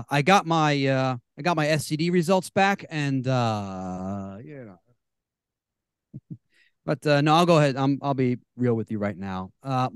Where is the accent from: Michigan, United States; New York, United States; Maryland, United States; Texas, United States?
Maryland, United States; Baltimore; He and I were both born and raised in Baltimore, Maryland